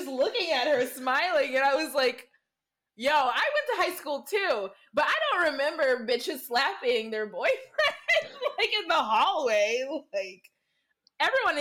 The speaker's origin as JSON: {"language": "English", "region": "Michigan", "country": "United States", "said": "I'm from Michigan. So we're a hop away from Ohio"}